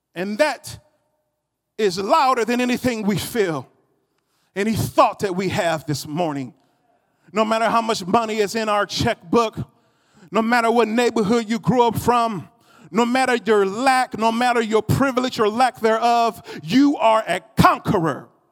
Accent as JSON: {"language": "English", "country": "United States", "said": "I was noticed as an American before I opened up my mouth"}